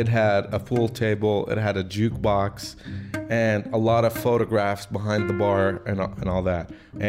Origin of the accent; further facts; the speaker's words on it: Lebanon; moved away; where are you from? And I said, from Lebanon.